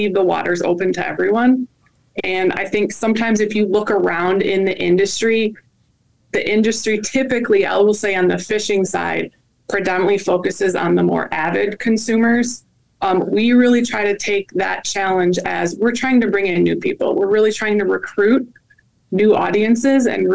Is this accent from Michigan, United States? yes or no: no; Wisconsin, United States; I grew up in the Midwest. I actually grew up in Wisconsin